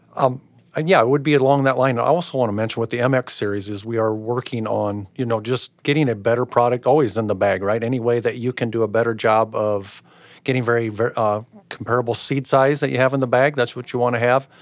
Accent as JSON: {"language": "English", "town": "Pomeroy", "region": "Iowa", "country": "United States", "said": "I'm originally from Pomeroy, Iowa, by Twin Lakes, so it'd be north central Iowa"}